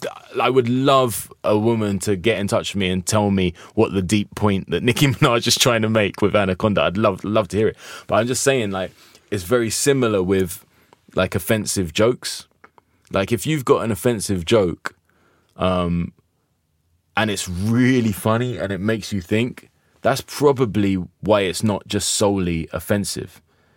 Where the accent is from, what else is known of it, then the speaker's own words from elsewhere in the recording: United Kingdom; perhaps we still got a problem with the no sex, we're British kind of vibe where we're prudish about this kind of stuff.